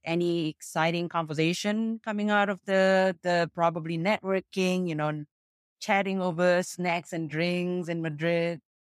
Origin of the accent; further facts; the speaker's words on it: Jakarta, Indonesia; I'm from Jakarta, Indonesia